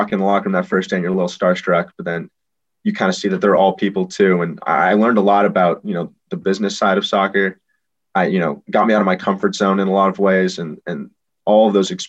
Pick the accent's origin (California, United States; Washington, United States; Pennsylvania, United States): California, United States; Los Angeles; moved away; I'm a kid from Los Angeles. So, you know, I grew up playing or watching Los Angeles Galaxy